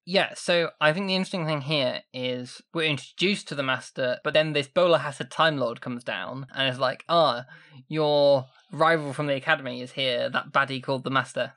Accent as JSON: {"language": "English", "town": "Sheffield", "region": "Yorkshire and the Humber", "country": "United Kingdom", "said": "I'm from Sheffield"}